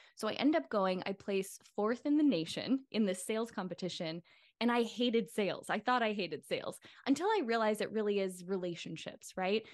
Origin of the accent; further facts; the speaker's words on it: Midwest, United States; moved away; what was modeled for me growing up in the Midwest